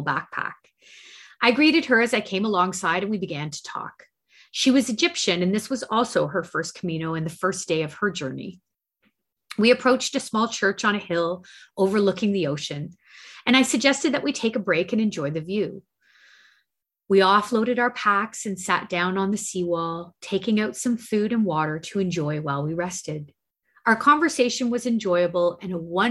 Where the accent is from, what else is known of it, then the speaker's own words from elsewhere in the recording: Canada; we're Canadian